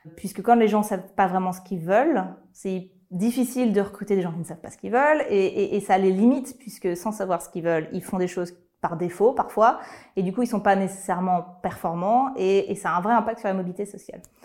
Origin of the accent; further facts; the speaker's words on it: Lyon, Auvergne-Rhône-Alpes, France; je suis lyonnaise d'origine